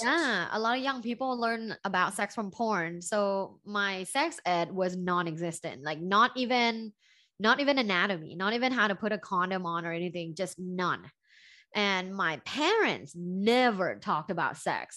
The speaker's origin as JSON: {"language": "English", "region": "Bangkok", "country": "Thailand", "moved": "yes", "said": "I'm originally from Thailand, from Bangkok, Thailand"}